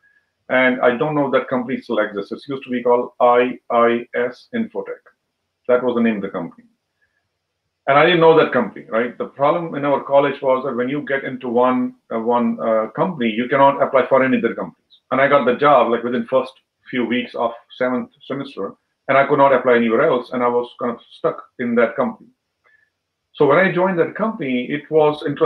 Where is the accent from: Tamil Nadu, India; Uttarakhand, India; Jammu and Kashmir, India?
Jammu and Kashmir, India; moved away as an adult; now in United States; I was born there. And I was in the school, I think, until 10th grade, I was in Kashmir.